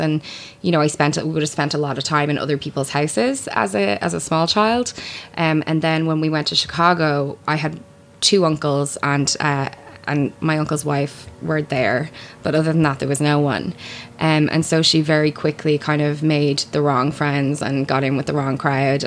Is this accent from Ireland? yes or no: yes; Ireland; I am an Irish uh, person. Um, I do a radio show here in Ireland.